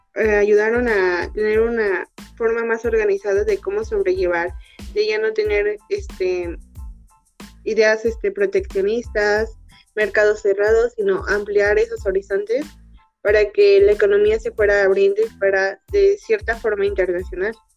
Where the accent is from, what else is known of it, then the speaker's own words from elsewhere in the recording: Mexico; nosotros como mexicanos